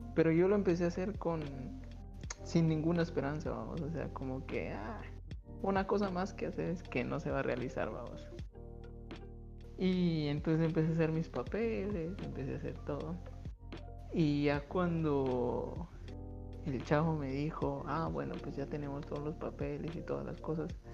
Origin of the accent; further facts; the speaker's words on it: Guatemala; moved away as an adult; also born or lived in Russia; cuando cumplí mis 18 años fue que yo salí por primera vez de Guatemala a vivir solo